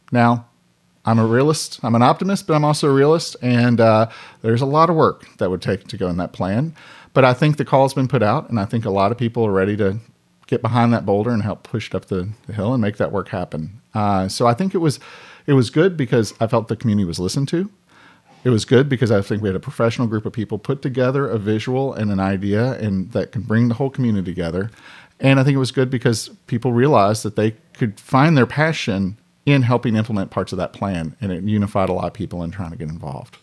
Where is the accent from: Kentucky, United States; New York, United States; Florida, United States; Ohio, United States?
Kentucky, United States; Frankfort; we're both from Frankfurt, and we both lived here until we were eighteen